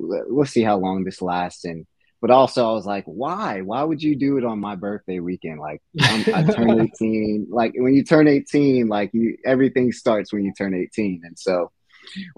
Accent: Virginia Beach, Virginia, United States; also born or lived in Richmond, Virginia; now in Williamsburg, United States; I'm actually from the Virginia Beach area, which is an hour away from here

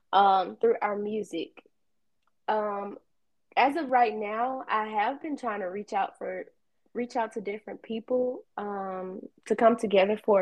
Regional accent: Kosciusko, Mississippi, United States; now in Starkville, United States; from Kosciuszko

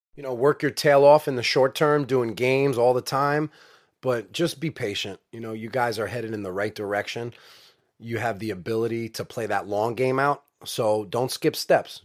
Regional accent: New York, United States; I'm from New York.

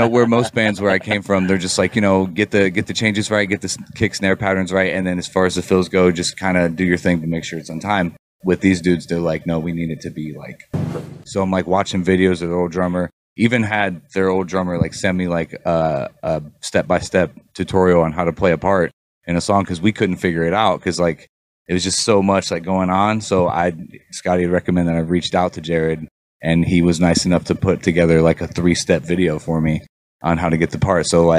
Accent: Columbus, United States; Well, me myself, like I came from Columbus.

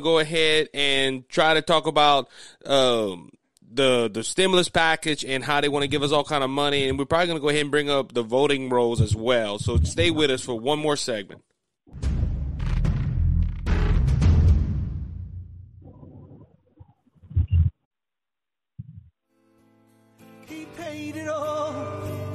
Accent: Cajun, Louisiana, United States

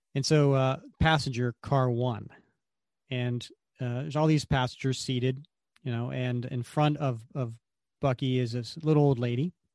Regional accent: Delaware, United States; I was born and raised in Delaware

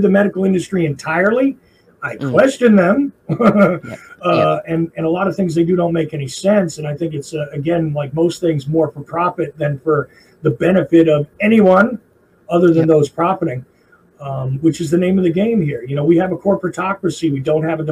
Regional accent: New Jersey, United States; accent: Jersey; now in Georgia, United States; I am a Jersey guy. I live in Georgia now. So occasionally you hear weird little drawls come out of my language. But generally speaking, you can tell I'm a guy from Jersey when I speak

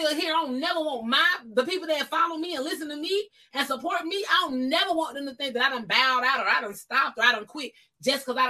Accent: Columbus, Georgia, United States; moved away as an adult; also born or lived in Albany, Georgia; now in California, United States; I'm born and raised in Columbus, Georgia

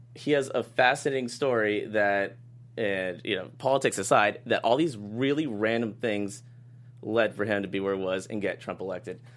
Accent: Boston, Massachusetts, United States; moved away as an adult; I flew home to Boston

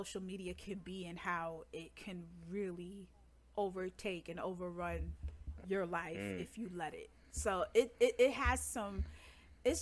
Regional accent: New York, United States; Me and Derby are native New Yorkers

